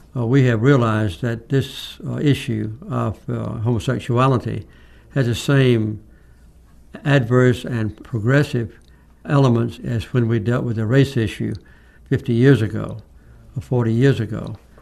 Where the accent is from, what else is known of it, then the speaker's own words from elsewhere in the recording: Dominican Republic; I'm from the Dominican Republic